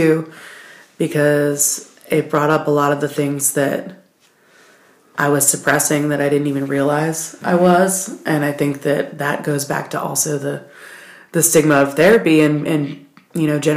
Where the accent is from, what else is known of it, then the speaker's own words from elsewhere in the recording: Baltimore, Maryland, United States; moved away as an adult; now in Asheville, United States; I'm originally from Baltimore City. I grew up there